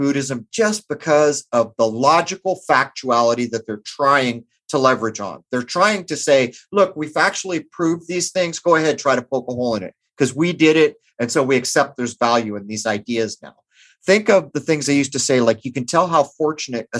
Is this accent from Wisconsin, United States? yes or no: no; Southern California, United States; I grew up in Southern California